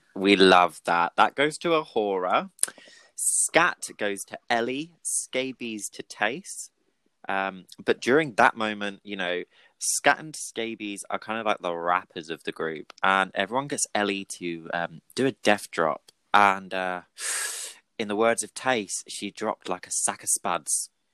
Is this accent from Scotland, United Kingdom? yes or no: no; Brighton, South East England, United Kingdom; I'm also from Brighton